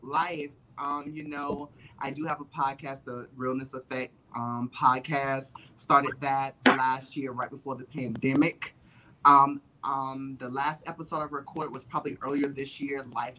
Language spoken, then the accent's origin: English; North Carolina, United States; moved away as an adult; also born or lived in Atlanta, Georgia; Now I'm in North Carolina, which is my home state